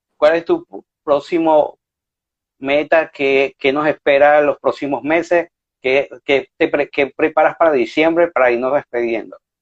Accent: Venezuela; now in Spain; como cocineros venezolanos

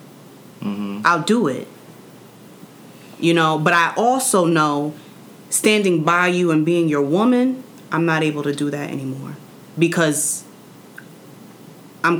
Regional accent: New York City, New York, United States; I'm from Queens, New York

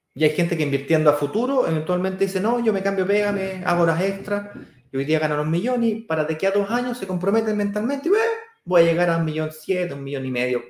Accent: Santiago, Santiago Metropolitan Region, Chile; es justamente donde yo nací, que es Manquehue con Apoquindo. Ahí nací yo, donde está la Manque.

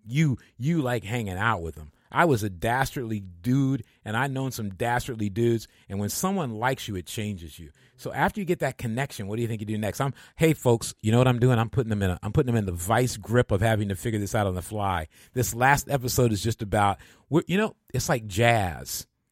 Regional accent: Michigan, United States; I'm from Michigan and the part of Michigan I'm from

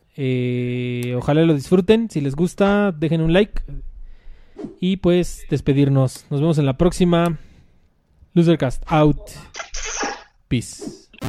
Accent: Mexico City, Mexico; nosotros somos de aquí de la Ciudad de México

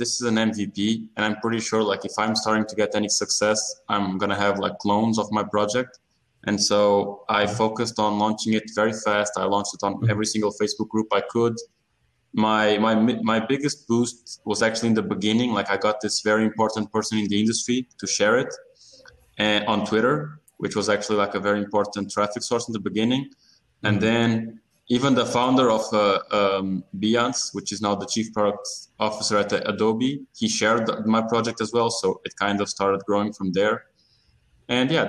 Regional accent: Portugal; I'm originally from Portugal

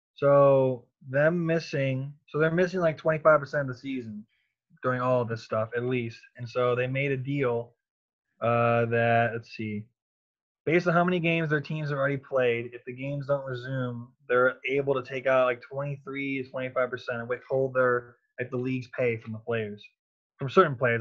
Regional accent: Cleveland, Ohio, United States; I'm from Cleveland

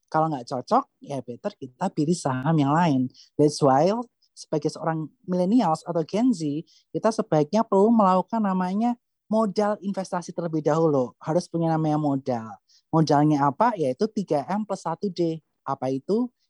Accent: Sleman, Special Region of Yogyakarta, Indonesia; also born or lived in Bandung; now in Jakarta, Indonesia; 2013 itu kan pertama-tama dari Jakarta ya, masuk ke Jakarta hmm. maksudnya dari kota Bandung. Sebelumnya aku dari Kabupaten Sleman.

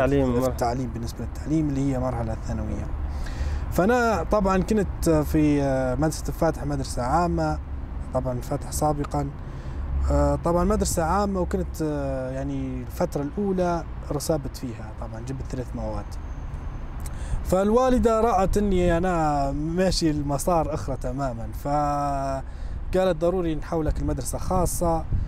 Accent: Bayda, Jabal al Akhdar, Libya; moved away as an adult; now in Denver, United States; أنا من مدينة البيضاء في ليبيا

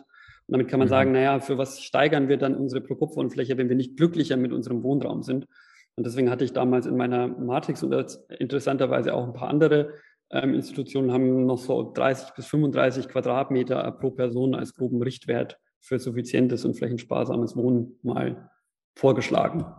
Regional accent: Regensburg, Bavaria, Germany; in meiner Heimatstadt in Regensburg

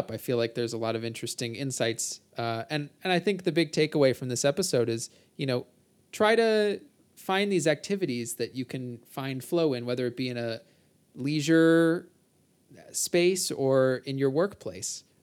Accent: New Jersey, United States; Can't you tell I'm from New Jersey?

